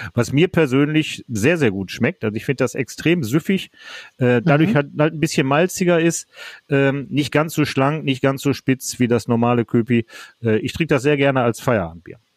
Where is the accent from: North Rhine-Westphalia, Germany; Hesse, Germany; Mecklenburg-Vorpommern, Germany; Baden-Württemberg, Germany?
North Rhine-Westphalia, Germany; Duisburg; now in Krefeld, Germany; ich bin gebürtiger Duisburger, aber ich wohne in Krefeld